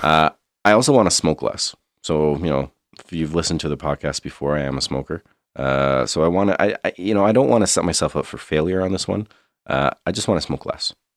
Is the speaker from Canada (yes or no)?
yes; Canada; being Canadian, having grown up with some pretty extreme colds